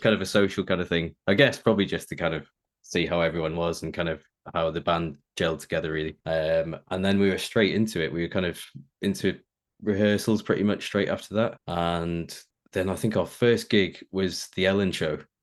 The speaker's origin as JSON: {"language": "English", "town": "Preston", "region": "North West England", "country": "United Kingdom", "tie": "born or raised there", "said": "I grew up in in Preston in Lancashire"}